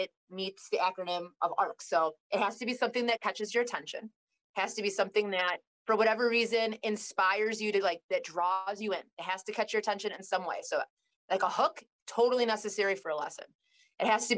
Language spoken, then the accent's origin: English; Kirkland, Illinois, United States; I grew up in Kirkland, Illinois